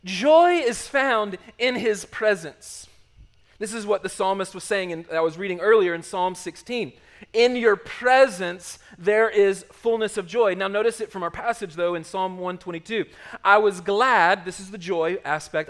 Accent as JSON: {"language": "English", "town": "Charlotte", "region": "North Carolina", "country": "United States", "tie": "born or raised there", "moved": "as an adult"}